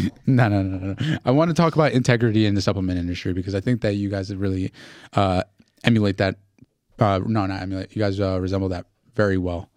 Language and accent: English; Newark, New Jersey, United States; I grew up in Newark